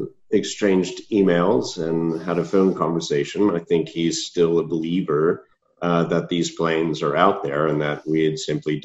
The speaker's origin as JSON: {"language": "English", "country": "United States", "said": "as an American coming into this project"}